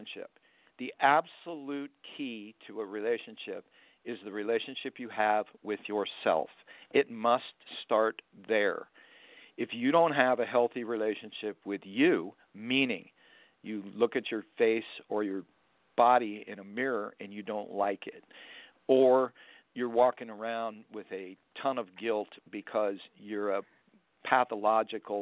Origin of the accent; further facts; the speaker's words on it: Florida, United States; I'm from Florida.